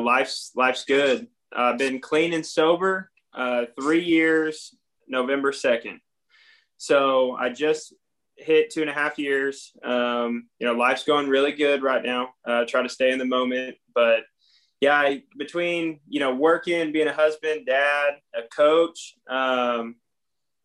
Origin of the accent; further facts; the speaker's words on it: California, United States; also born or lived in Idaho; I was born and raised in California